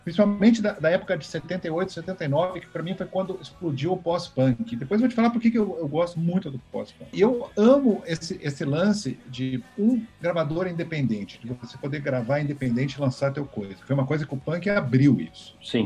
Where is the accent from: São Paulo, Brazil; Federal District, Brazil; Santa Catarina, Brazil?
Federal District, Brazil; Brasília; also born or lived in Curitiba; Minha, minha adolescência toda foi em Brasília, apesar de ninguém da minha geração ter nascido em Brasília, né? Então a gente veio de Curitiba